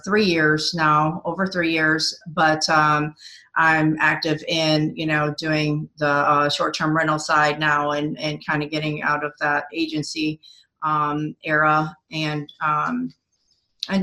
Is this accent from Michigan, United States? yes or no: yes; Michigan, United States; moved away as an adult; also born or lived in Ottawa, Ontario, Canada / Hawaii; now in South Carolina, United States; I was born in Ottawa, Ontario, Canada. And when I was young, younger in second grade, I moved to Michigan. I have spent most of my life in Michigan.